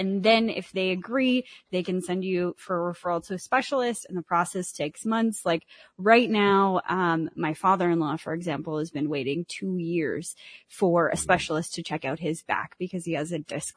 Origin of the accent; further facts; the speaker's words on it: Canada; I'm Canadian